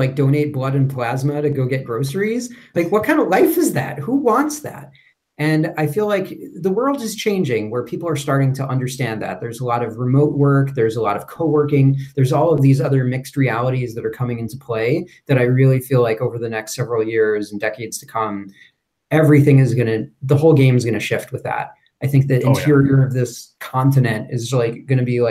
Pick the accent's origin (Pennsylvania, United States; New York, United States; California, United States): New York, United States; moved away as an adult; also born or lived in Louisville, Kentucky / Cincinnati, Ohio; I'm originally from New York, born and raised